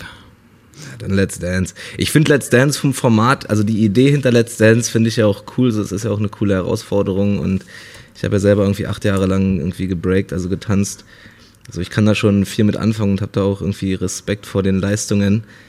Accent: Berlin, Germany; ich bin halt in Berlin aufgewachsen, in, in Neukölln

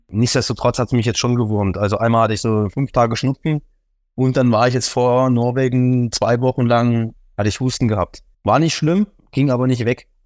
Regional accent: Thuringia, Germany

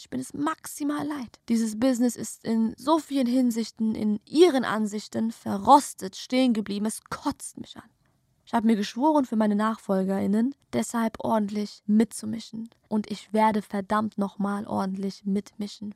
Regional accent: Germany; Tochter einer Perserin, Tochter eines Persers, geboren und aufgewachsen hier in Deutschland

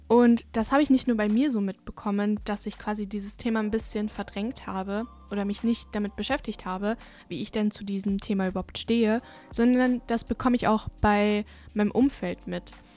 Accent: Bavaria, Germany; ich komme ja aus Bayern und meine Familie kommt aus Ungarn

